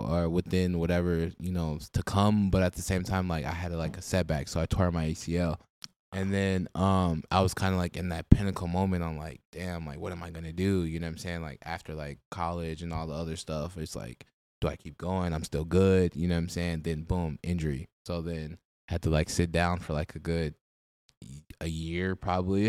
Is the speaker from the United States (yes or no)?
yes; Minneapolis, Minnesota, United States; I grew up on like the 39th and 13th area, so I guess Bancroft area